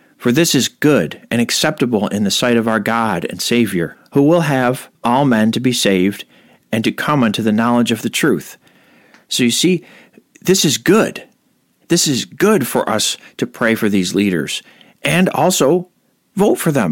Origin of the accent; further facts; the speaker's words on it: United States; I was born here and my parents are Americans. So I'm an American